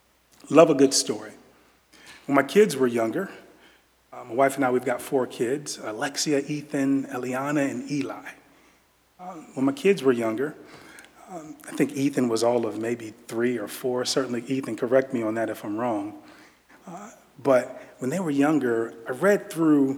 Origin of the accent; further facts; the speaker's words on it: Virginia, United States; I'm from Virginia. I am from Virginia, and I'm a DMV guy